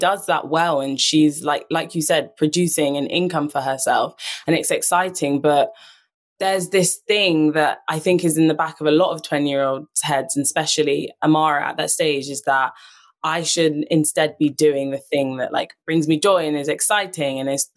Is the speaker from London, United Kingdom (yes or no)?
yes; London, United Kingdom; I was born and raised in London.